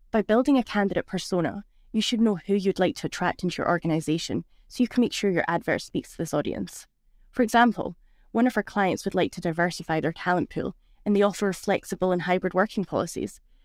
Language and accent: English; Scotland, United Kingdom; moved away as an adult; now in Switzerland; I'm originally from Scotland, so from the Monroe, North Scotland